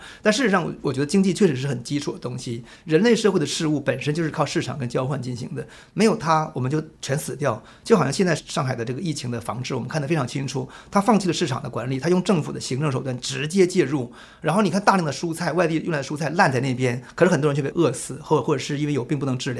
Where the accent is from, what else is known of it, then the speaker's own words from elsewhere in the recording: Jilin, China; now in Taiwan; 我是一九七零年代出生，我出生时候我还依稀当中我还记得毛泽东去世时候，我们在那个村庄的长白山里边一所小学校的操场上给他默哀的镜头。